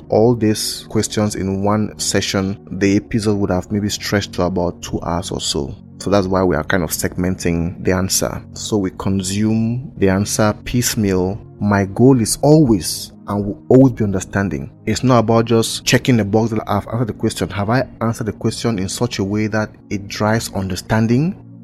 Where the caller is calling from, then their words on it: Buea, Southwest Region, Cameroon; from Buea, Cameroon.